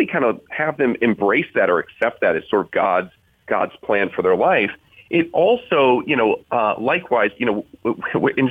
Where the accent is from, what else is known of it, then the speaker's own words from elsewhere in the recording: South Bend, Indiana, United States; I'm from South Bend, Indiana